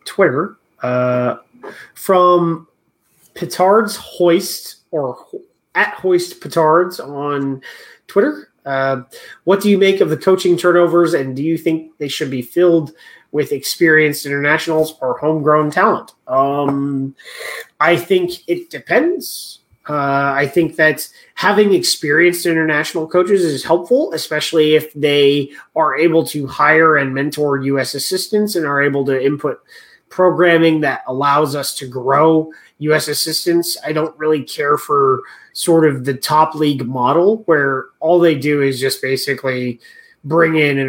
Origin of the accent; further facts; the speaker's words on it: United States; being an American